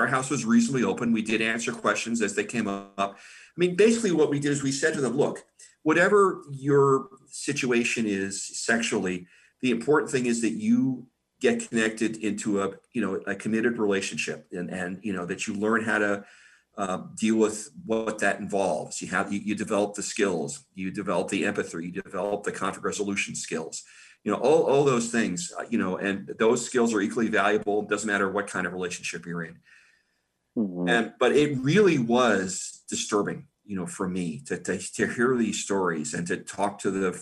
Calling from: Columbia, Missouri, United States; I'm calling from Columbia, Missouri, which is a university town.

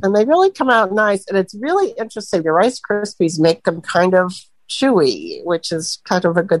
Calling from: Sebring, Florida, United States; I'm from Sebring, Florida, where we're getting uh, horrendous thunderstorm right now.

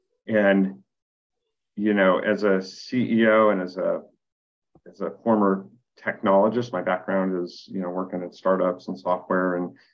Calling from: San Diego, California, United States; I'm coming from San Diego.

